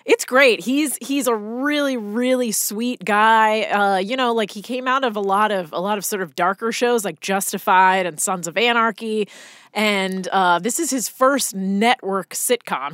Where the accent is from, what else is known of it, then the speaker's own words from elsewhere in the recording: Boonton Township, New Jersey, United States; moved away as an adult; now in Los Angeles, United States; I grew up in New Jersey, uh, uh, a very small town called Booten Township